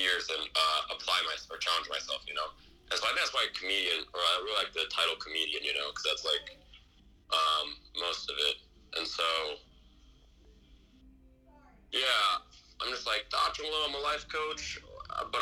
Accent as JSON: {"language": "English", "town": "Pleasanton", "region": "California", "country": "United States", "said": "I'm actually from Pleasanton. I'm from the East Bay."}